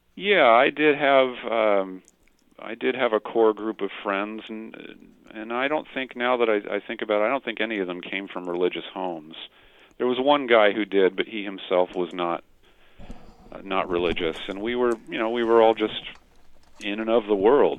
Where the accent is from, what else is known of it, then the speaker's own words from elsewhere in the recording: Stockton, California, United States; Stockton, California, which is my hometown